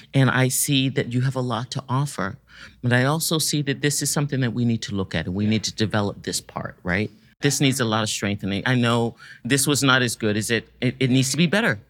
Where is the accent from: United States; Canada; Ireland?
United States; Washington, District of Columbia; I grew up in Washington, D C, and, uh, was a student at the Duke Ellington Performing Arts High School